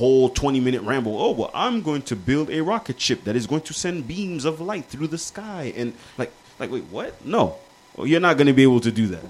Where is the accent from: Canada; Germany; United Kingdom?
Canada; As Canadians, no. As a black person, yes.